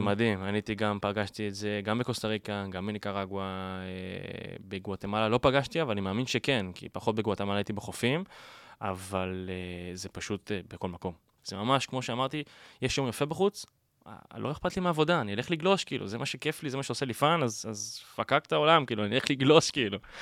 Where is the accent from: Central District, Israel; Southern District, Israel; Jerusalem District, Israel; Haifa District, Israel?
Haifa District, Israel; Binyamina; moved away as an adult; now in Tel Aviv, Israel; אני בא מבנימינה. אה, גדלתי שם כל חיי